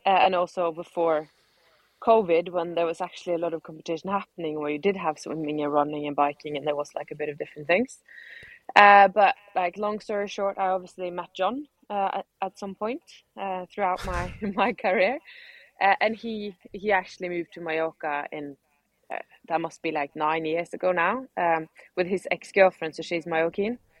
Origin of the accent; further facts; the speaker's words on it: Norway; now in Spain; I'm being from Norway